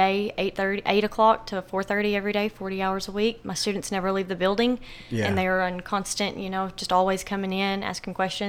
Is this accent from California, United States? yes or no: no; Mount Pleasant, Arkansas, United States; moved away as an adult; now in Batesville, United States; I am originally from Mount Pleasant, Arkansas, obviously. That's where I'm at. But I originally just moved to Batesville about 4 or 5 years ago.